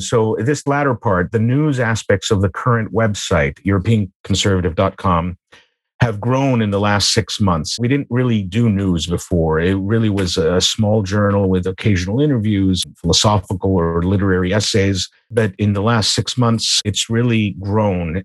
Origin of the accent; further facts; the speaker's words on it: United States; moved away as an adult; now in Vienna, Austria; I was born and raised in the United States.